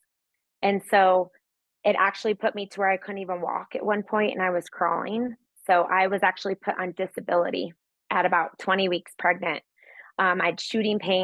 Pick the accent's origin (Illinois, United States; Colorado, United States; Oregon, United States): Colorado, United States; Littleton; I grew up in Littleton, Colorado. So I'm a Colorado native